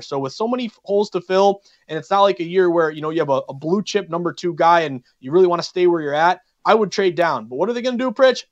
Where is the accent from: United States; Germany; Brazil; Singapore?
United States; Massachusetts; Steph, our producer at Veasan, we're both from Massachusetts